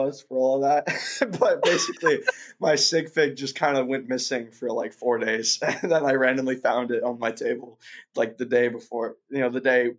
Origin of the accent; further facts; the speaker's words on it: Moscow, Russia; born there; I was born in Russia. I was born in Moscow.